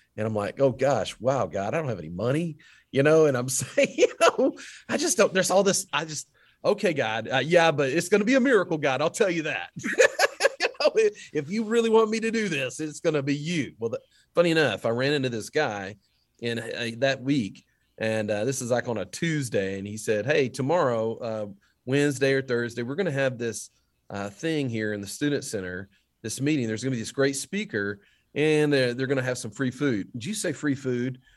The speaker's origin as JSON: {"language": "English", "town": "Duncanville", "region": "Texas", "country": "United States", "tie": "born or raised there", "said": "my hometown of Duncanville"}